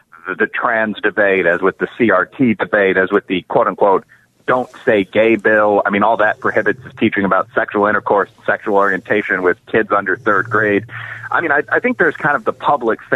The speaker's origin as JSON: {"language": "English", "town": "Chicago", "region": "Illinois", "country": "United States", "tie": "born or raised there", "said": "the city of Chicago, my hometown"}